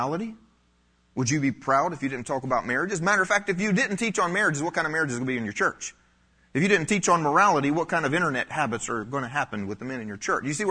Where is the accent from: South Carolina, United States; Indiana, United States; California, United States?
South Carolina, United States; I grew up in the South